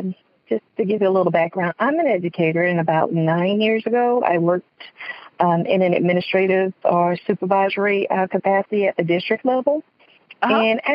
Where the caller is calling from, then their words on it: West Palm Beach, Florida, United States; I'm calling from West Palm Beach